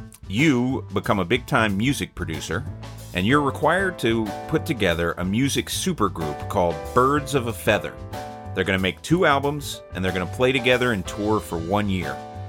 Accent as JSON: {"language": "English", "region": "the South", "country": "United States", "said": "I'm from the South, I would do whatever whatever my wife wanted to do."}